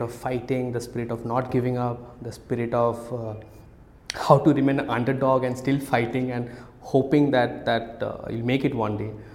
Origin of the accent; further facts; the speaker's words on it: Kolkata, West Bengal, India; moved away as an adult; also born or lived in Odisha; I grew up much of my adulthood in, in, in Calcutta uh, till I was 18.